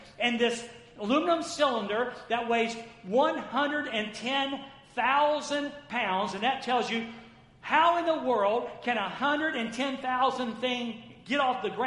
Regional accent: the South, United States; I grew up in the South.

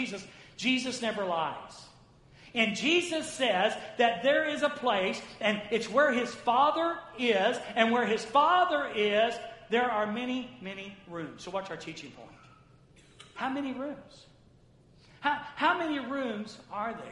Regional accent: the South, United States; I grew up in the South.

